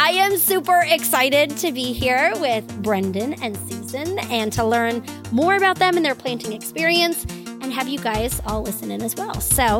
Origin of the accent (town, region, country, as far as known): Santa Ana, California, United States; born or raised there